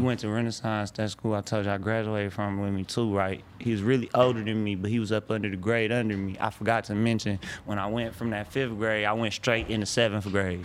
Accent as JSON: {"language": "English", "town": "Detroit", "region": "Michigan", "country": "United States", "said": "I'm from Detroit"}